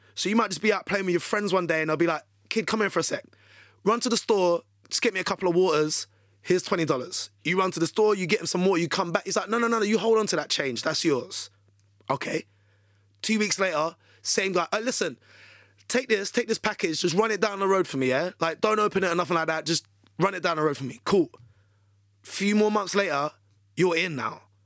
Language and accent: English; London, United Kingdom; accent: British; I'm from the U K. I'm, I'm from London.